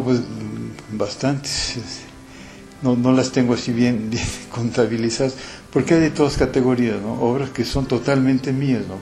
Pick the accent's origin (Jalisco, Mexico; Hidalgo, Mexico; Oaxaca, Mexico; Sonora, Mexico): Jalisco, Mexico; Guadalajara; Yo soy de Guadalajara